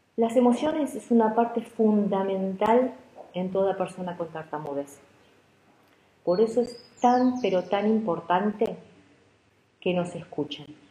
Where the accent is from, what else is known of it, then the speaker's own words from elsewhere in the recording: Argentina; como se dice aquí en Argentina